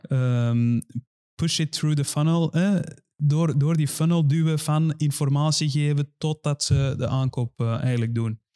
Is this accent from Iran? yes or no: yes; Iran; moved away; ik kom zelf ook uit Iran